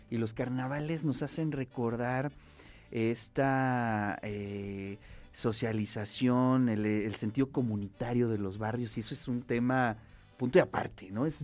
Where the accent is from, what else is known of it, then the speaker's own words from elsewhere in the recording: Puebla, Mexico; yo, soy de San Baltasar